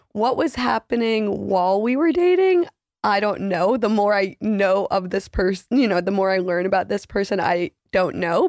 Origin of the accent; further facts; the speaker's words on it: New York City, New York, United States; I'm thirty-two. I'm from Manhattan